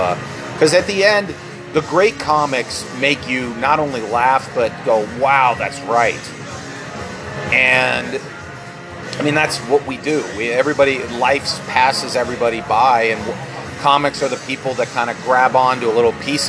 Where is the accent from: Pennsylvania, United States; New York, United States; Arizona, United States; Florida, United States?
Pennsylvania, United States; well, I'm from Pennsylvania